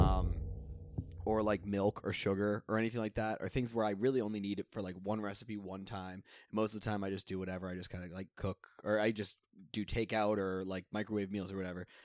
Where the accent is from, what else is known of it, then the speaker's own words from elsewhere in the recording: south of Boston, Massachusetts, United States; I'm from south of Boston